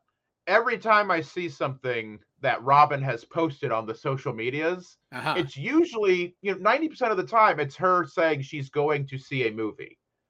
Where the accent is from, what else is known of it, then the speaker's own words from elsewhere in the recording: Midwest, United States; I'm from the Midwest